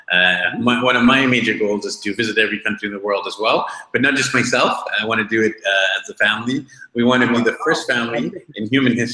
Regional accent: India; And I'm like, India, Indian origin.

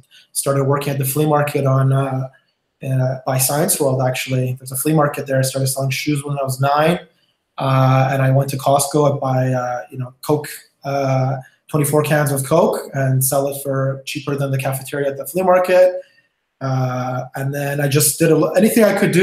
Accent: Vancouver, British Columbia, Canada; also born or lived in Iran / Toronto / Miami / Los Angeles; I came to Vancouver when I was 6 years old. We flee the country, Iran, during the war there. And I've been here for most of my life. I grew up in Vancouver

